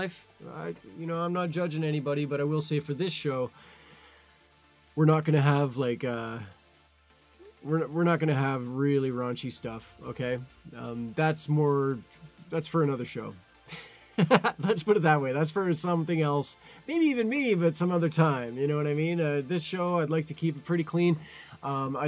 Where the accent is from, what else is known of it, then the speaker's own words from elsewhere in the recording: Canada; I'm Canadian too